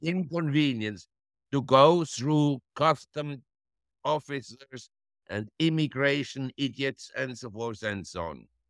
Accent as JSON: {"language": "English", "country": "Switzerland", "tie": "born or raised there", "also_born_or_lived": "Geneva / Zurich / London / New York", "moved": "as an adult", "lives_now": "Thailand", "said": "I was born in Switzerland and grew up in Switzerland, in Geneva and Zurich"}